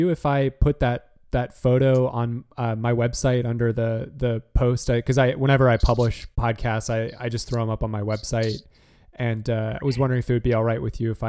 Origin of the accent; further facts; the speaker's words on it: Utah, United States; I'm from Utah as well.